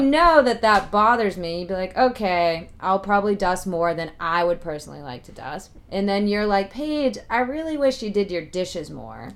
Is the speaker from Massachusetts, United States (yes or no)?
yes; Boston, Massachusetts, United States; I grew up in Boston